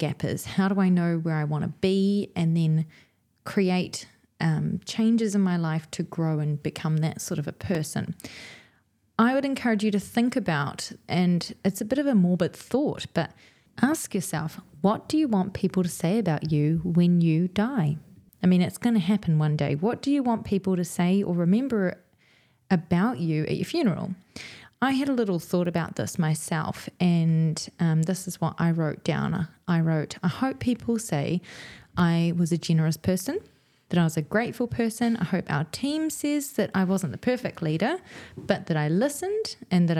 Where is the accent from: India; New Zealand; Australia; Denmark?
New Zealand; two Kiwi girls who trained in ECE